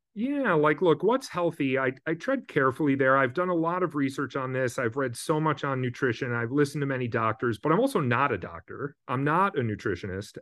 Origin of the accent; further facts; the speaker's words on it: Midwest, United States; moved away as an adult; now in West Coast, United States; I grew up in the Midwest. I moved to the West Coast over twenty years ago now.